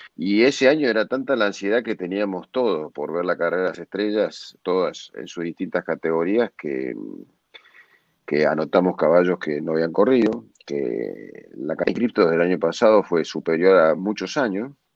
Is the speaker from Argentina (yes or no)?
yes; Argentina; como argentinos